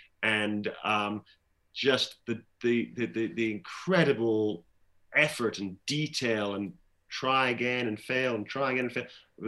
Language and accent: English; Glasgow, Scotland, United Kingdom; born or raised there